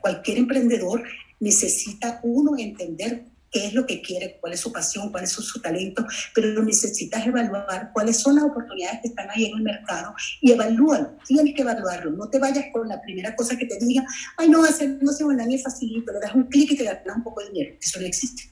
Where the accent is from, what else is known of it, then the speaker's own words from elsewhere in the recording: Venezuela; moved away as an adult; now in Los Angeles, United States; soy originalmente de Venezuela, nacida en Venezuela